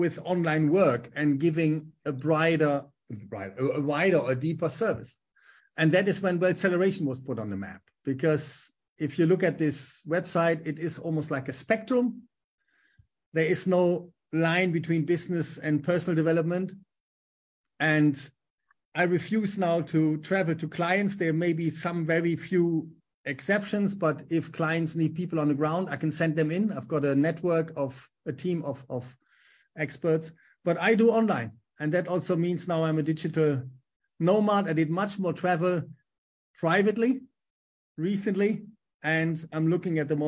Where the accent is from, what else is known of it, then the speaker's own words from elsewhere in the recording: Germany; accent: German; English is a second language; moved away as an adult; also born or lived in Düsseldorf / Manchester / Bolton; my German accent